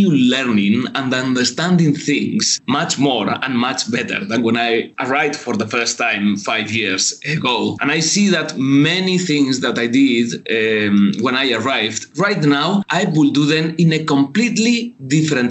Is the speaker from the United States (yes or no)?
no; Spain; moved away as an adult; also born or lived in Jakarta, Indonesia; now in Indonesia; I'm from Spain